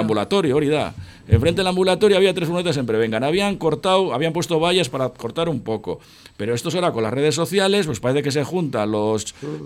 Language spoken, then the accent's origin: Spanish; Buenavista, Basque Country, Spain; also born or lived in Muelle Viejo; Joseba y yo nos hemos creado en Buenavista. O sea, yo nací en el Muelle Viejo